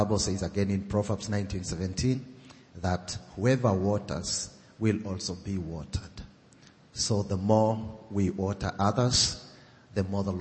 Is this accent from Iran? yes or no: no; Kenya; I come from Kenya. And I'm a Maasai